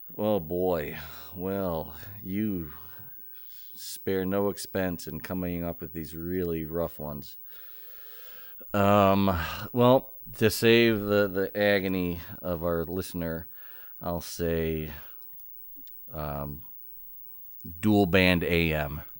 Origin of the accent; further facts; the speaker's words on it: Ohio, United States; I grew up in Ohio